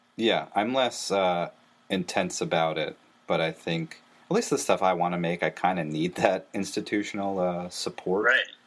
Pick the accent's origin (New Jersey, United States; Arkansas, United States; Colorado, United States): New Jersey, United States; I, am from New Jersey